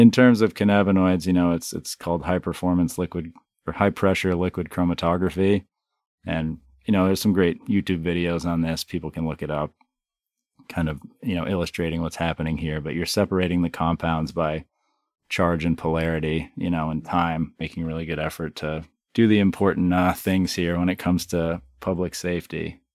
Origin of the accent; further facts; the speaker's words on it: Hyde Park, Vermont, United States; I was, you know, born and raised in Vermont, just up the street here in, uh, Hyde Park on a, you know, sixth generation dairy farm